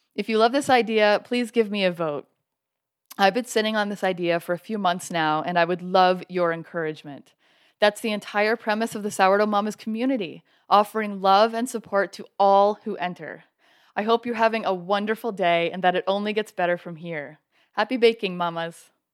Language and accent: English; Canada; now in Colorado, United States; I'm originally from Canada, and now I live in Colorado